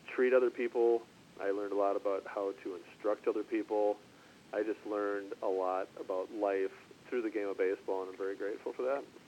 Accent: Minnesota, United States; a fellow Minnesotan

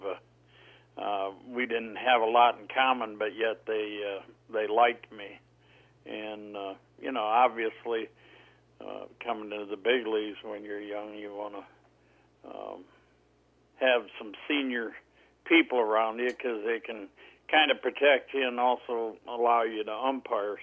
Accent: Detroit, Michigan, United States; I grew up in Detroit

